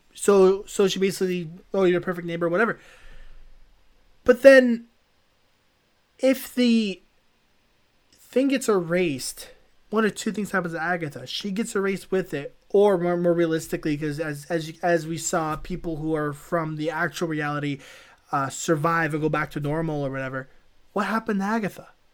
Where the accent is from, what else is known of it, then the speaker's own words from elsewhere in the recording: Canada; a Canadian citizen who doesn't wanna be taken away from my family